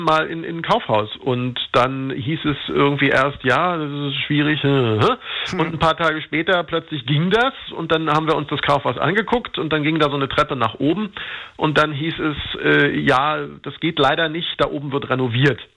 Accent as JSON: {"language": "German", "region": "Berlin", "country": "Germany", "tie": "born or raised there", "said": "ich bin in, in Marzahn aufgewachsen, also in einem großen Hochhausviertel"}